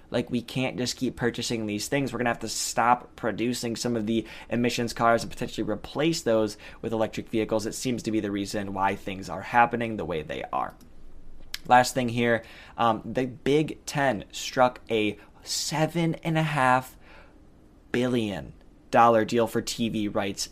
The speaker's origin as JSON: {"language": "English", "town": "Detroit", "region": "Michigan", "country": "United States", "said": "I'm from Detroit."}